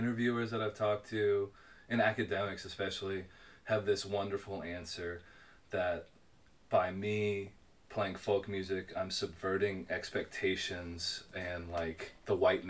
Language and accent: English; Nashville, Tennessee, United States; I'm a kid from Nashville. I grew up going literally to like city sanctioned full moon picking parties, like the Parks Department put on in Warner Park.